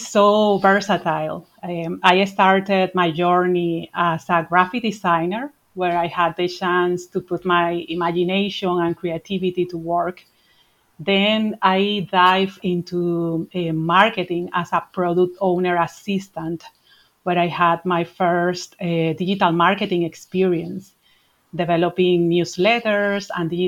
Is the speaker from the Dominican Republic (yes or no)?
yes; Dominican Republic; also born or lived in Madrid, Spain; now in Ireland; I'm originally from the Dominican Republic